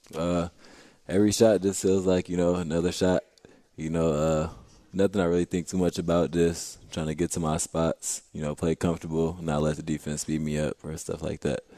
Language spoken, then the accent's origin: English; Rockford, Illinois, United States; now in St. Louis, United States; Rockford, Illinois